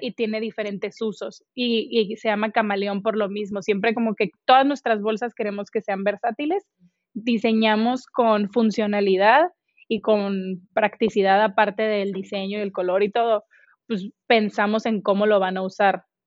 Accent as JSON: {"language": "Spanish", "town": "Hermosillo", "region": "Sonora", "country": "Mexico", "moved": "as an adult", "lives_now": "Monterrey, Mexico", "said": "Yo soy de Hermosillo, Sonora"}